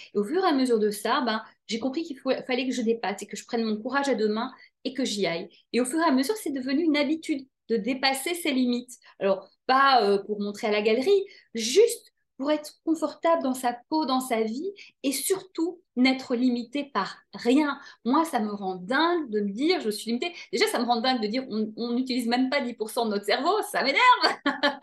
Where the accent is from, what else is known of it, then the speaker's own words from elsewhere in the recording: Brussels, Brussels-Capital Region, Belgium; j'ai grandi à Bruxelles